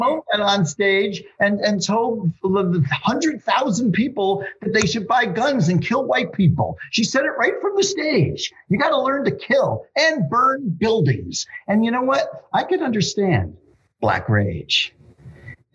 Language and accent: English; New York City, New York, United States; I'm a journalist from New York